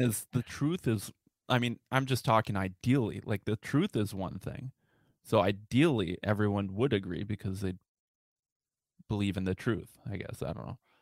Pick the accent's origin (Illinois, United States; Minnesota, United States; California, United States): Minnesota, United States; I'm from Minnesota